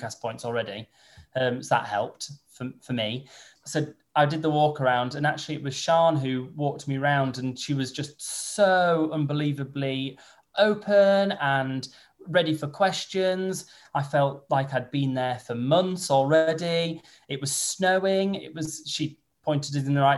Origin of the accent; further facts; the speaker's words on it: Holmfirth, Yorkshire and the Humber, United Kingdom; moved away as an adult; also born or lived in Kent; I'm from Home Firth, which is where Last of the Summer Wine is filmed.